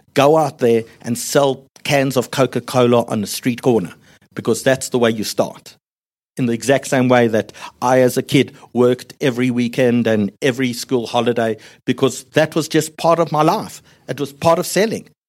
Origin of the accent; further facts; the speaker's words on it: South Africa; I come from South Africa.